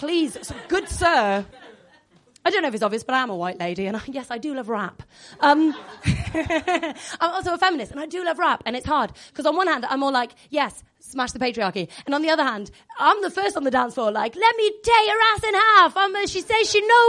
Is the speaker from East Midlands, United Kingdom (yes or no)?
no; Wales, United Kingdom; I'm Welsh